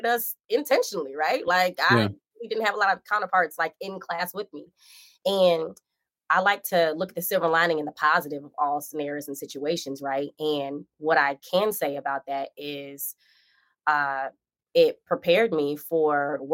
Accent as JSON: {"language": "English", "town": "Lansing", "region": "Michigan", "country": "United States", "tie": "born or raised there", "also_born_or_lived": "Okemos, Michigan", "moved": "as an adult", "lives_now": "New York City, United States", "said": "I was born and raised in Lansing, Sparrow Hospital"}